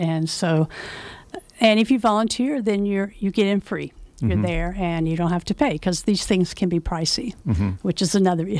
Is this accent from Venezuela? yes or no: no; the South, United States; now in Nevada County, United States; Well, I grew up in the South, so obviously the culture is different.